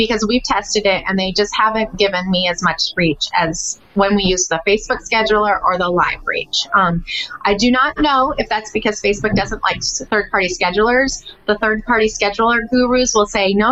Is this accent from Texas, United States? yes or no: yes; Texas, United States; I'm a Texan.